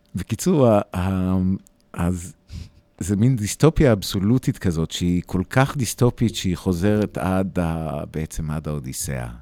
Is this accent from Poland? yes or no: no; United States; now in Israel; אני נולדתי באמריקה, אני חייתי הרבה מהחיים שלי ב, בארצות הברית